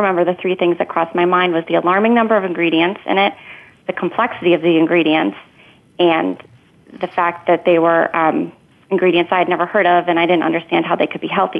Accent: Northern Virginia, United States; I was born and raised in Northern Virginia. I now live in Ashburn, Virginia

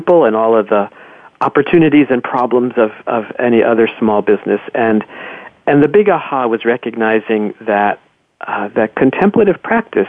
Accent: New Jersey, United States; I was raised in New Jersey, and I grew up, I feel like, on golf courses and bowling alleys in New Jersey.

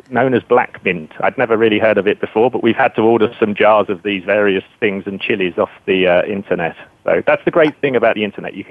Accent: United Kingdom; So, um, being British

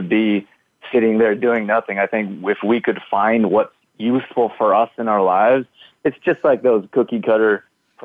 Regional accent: Canada; moved away as an adult; also born or lived in United States; I grew up here in Canada. Then when I was 18, I moved to the U.S.

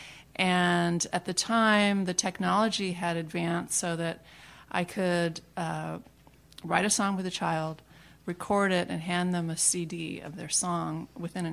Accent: Riverside, California, United States; now in Houston, United States; I was born in Riverside, California

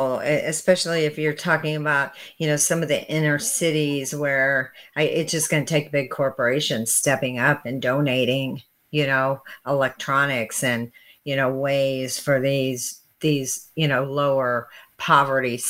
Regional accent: St. Louis, Missouri, United States; I'm from St. Louis

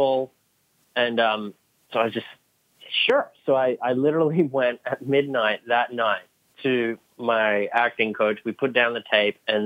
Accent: Sydney, New South Wales, Australia; born or raised there; also born or lived in England

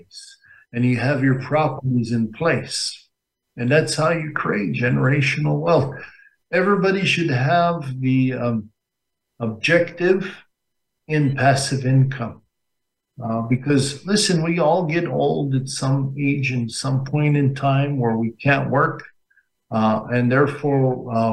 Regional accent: Las Vegas, Nevada, United States; I'm from Nevada, Las Vegas, Nevada

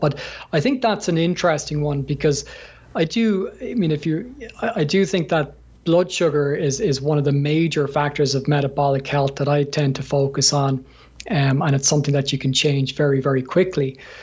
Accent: Ireland; from my accent, I'm from Ireland, so um, we're we're known for a, a, drinking culture

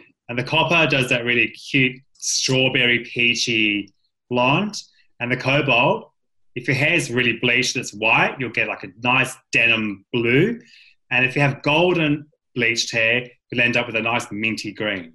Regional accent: Western Australia, Australia; moved away; growing up in West Australia on the beach

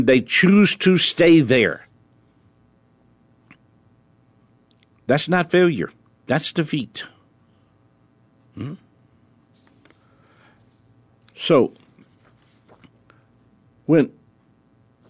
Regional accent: New Orleans, Louisiana, United States; I was born in New Orleans.

